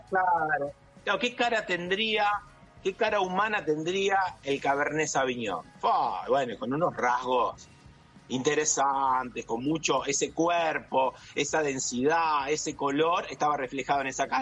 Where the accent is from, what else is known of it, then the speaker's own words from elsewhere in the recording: Santa Fe, Argentina; en mi, en mi ciudad, mi pueblo, yo digo mi pueblo, pero una ciudad de 15.000 habitantes, estaba cosechadoras Don Roque Basali, fueron las primeras cosechadoras del país.